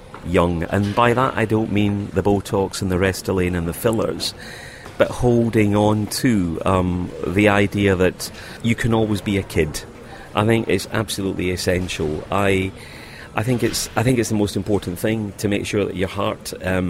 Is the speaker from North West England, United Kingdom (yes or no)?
no; Glasgow, Scotland, United Kingdom; moved away; And we came from Glasgow, where the kind of Catholic-Protestant divide was huge.